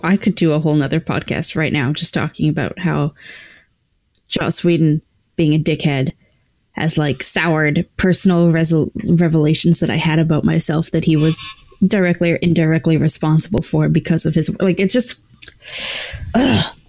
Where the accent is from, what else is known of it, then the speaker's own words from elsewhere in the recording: Canada; we're Canadian